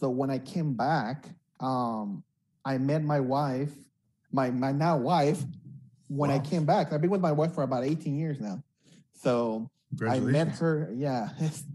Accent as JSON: {"language": "English", "town": "Los Angeles", "region": "California", "country": "United States", "tie": "born or raised there", "also_born_or_lived": "Uruapan, Michoacán, Mexico / Denver, Colorado / Monterey Park", "said": "my parents brought me when I was about 8, 9 years old. And we came to East LA. I grew up most of my teenage years in East LA until I was about 16"}